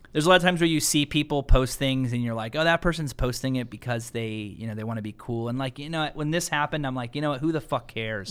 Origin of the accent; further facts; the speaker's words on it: United States; I'm an American, man, and I'm a proud American. You know, my father came here from Puerto Rico